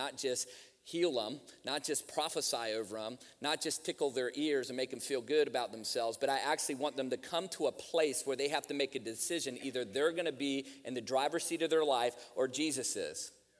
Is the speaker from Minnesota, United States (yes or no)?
no; Virginia, United States; I grew up in church. I grew up around church, man. I grew up in Virginia where you can throw a rock and hit three churches by accident.